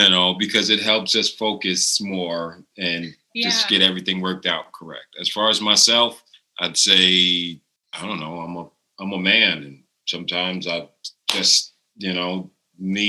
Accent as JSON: {"language": "English", "town": "New York City", "region": "New York", "country": "United States", "moved": "yes", "said": "I'm coming from New York City"}